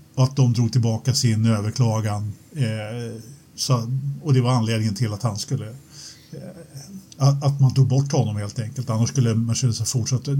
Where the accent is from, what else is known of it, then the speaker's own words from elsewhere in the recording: Sweden; jag, som svensk